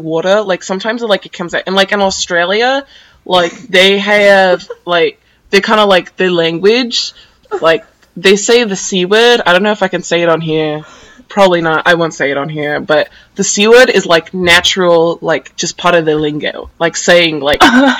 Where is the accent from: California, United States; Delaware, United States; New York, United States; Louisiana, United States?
California, United States; San Diego; we live in San Diego